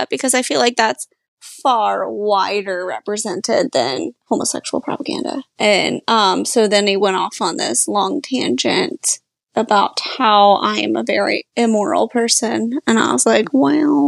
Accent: Polk County, Florida, United States; now in Orlando, United States; where I grew up in Polk County

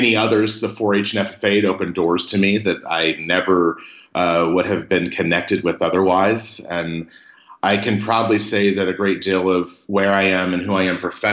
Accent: Mariposa, California, United States; I grew up in Mariposa, California

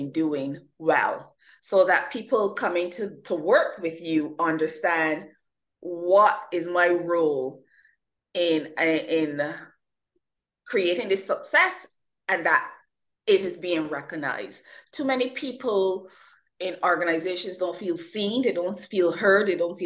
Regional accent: Barbados; I'm originally from the Caribbean, born, nurtured, and educated in the lovely island of Barbados.

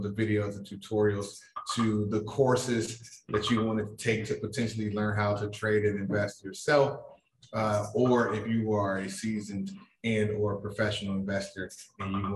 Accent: Chicago, Illinois, United States; moved away as an adult; also born or lived in New York; I am originally from Chicago

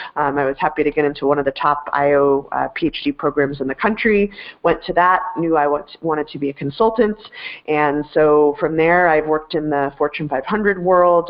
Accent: Denver, Colorado, United States; I am a uh, Denver native, born and raised

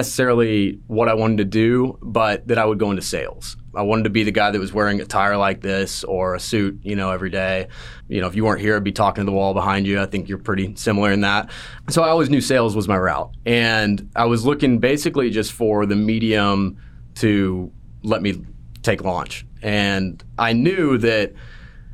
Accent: Salina, Texas, United States; moved away as an adult; I grew up in Salina, Texas, a little small town, pretty much my whole life.

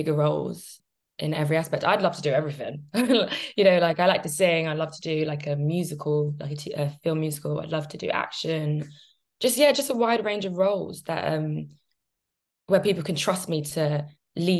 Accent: Jamaica; I'm Jamaican

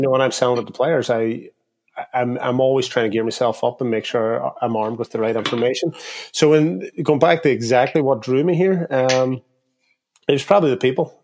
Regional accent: Derry, Northern Ireland, United Kingdom; born and raised in Derry, which is in the north of Ireland

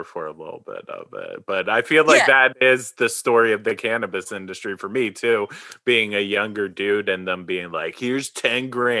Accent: Maple Shade, New Jersey, United States; moved away as an adult; now in Oregon, United States; I'm from right outside of Philadelphia. I grew up in Maple Shade, which is between Camden and Cherry Hill.

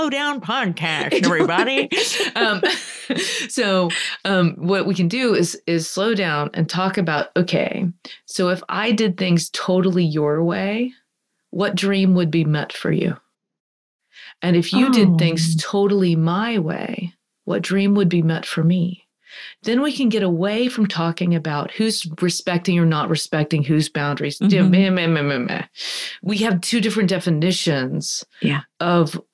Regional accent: United States; I'm only going to speak as an American

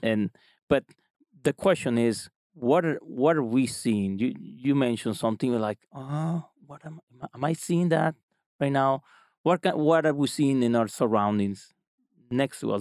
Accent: small town close to Cancun, Quintana Roo, Mexico; moved away as an adult; now in Utah, United States; I'm from Mexico. Um, uh, I live I live there

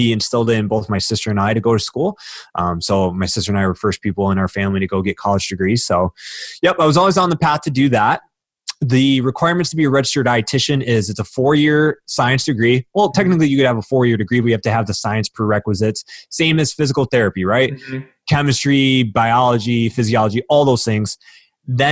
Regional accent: Warren, Michigan, United States; I grew up outside of Detroit, Michigan, so Warren, Michigan.

